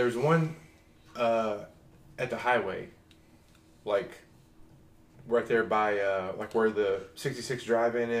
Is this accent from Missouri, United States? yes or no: yes; Webb City, Missouri, United States; My hometown is not very big. My hometown's like Webb City.